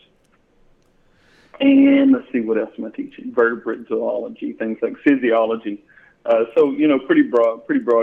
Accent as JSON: {"language": "English", "town": "Hull", "region": "Texas", "country": "United States", "tie": "born or raised there", "said": "I grew up in a little county called Liberty County, a little town called Hull, Texas, small town"}